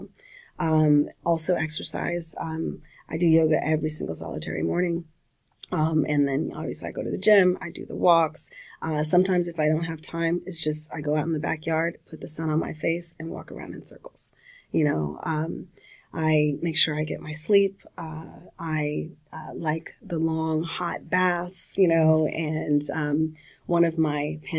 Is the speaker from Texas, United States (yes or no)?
no; California, United States; I'm from California.